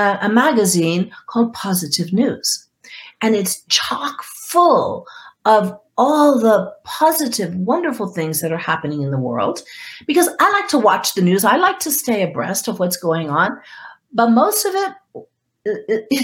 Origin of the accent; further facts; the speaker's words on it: Guam; moved away; I grew up on Guam